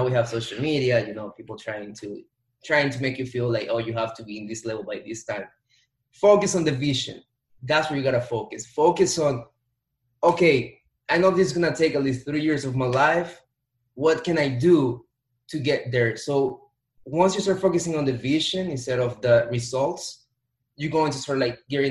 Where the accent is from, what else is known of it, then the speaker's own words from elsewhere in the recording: Dominican Republic; moved away as an adult; also born or lived in New York, United States / Florida, United States; born in New York, raised in Dominican Republic